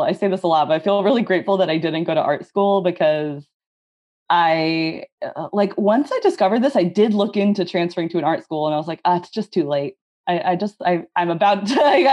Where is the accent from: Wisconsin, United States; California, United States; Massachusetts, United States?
California, United States; Northern; also born or lived in Tacoma / Oakland; I grew up in Northern California